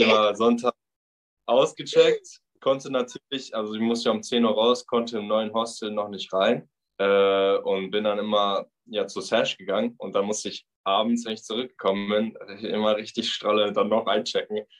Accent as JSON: {"language": "German", "town": "Bochum", "region": "North Rhine-Westphalia", "country": "Germany", "moved": "as an adult", "lives_now": "Australia", "said": "komme aus dem wunderschönen Bochum im Ruhrpott"}